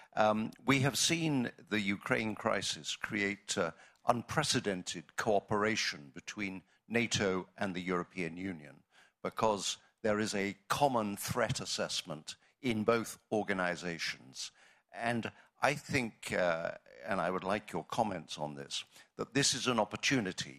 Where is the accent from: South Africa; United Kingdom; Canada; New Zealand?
United Kingdom; I am from the United Kingdom.